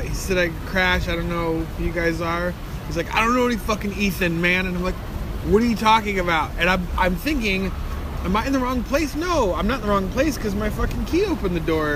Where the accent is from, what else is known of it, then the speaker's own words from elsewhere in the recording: Santa Maria, California, United States; I'm from Santa Maria, California.